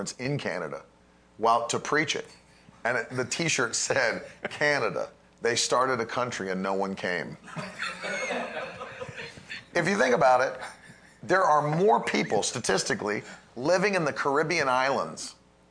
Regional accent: United States; I'm American

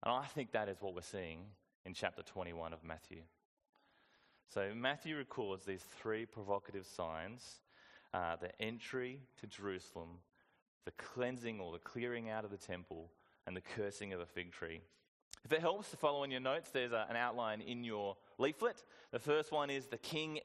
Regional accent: Whyalla, South Australia, Australia; I went to a good school growing up in Wyala

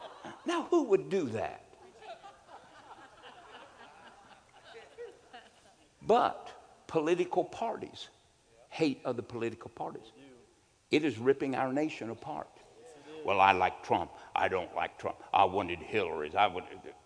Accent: United States; I'm an American

